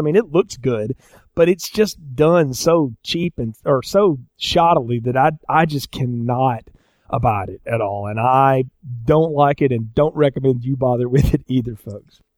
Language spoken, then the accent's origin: English; the South, United States; I'm from the South